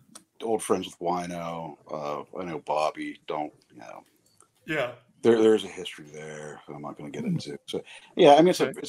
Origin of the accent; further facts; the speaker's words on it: Kenya; I grew up in Kenya. And I was friends with a lot of Kenyan musicians. I was actually in the first rock band that Kenya ever had.